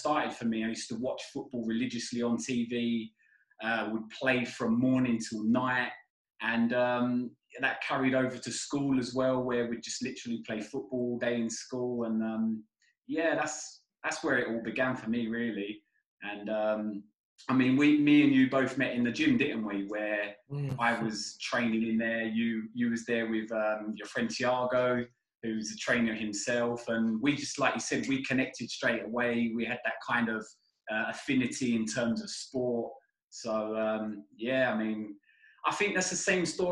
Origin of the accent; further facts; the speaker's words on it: London, United Kingdom; moved away as an adult; now in Philippines; I grew up in London. I was born in London in the early 80s, 1981